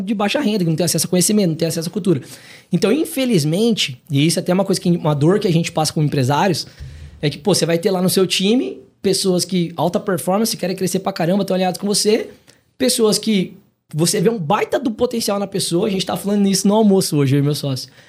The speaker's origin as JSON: {"language": "Portuguese", "town": "Maringá", "region": "Paraná", "country": "Brazil", "moved": "as an adult", "lives_now": "São Paulo, Brazil", "said": "venho de Maringá, no Paraná."}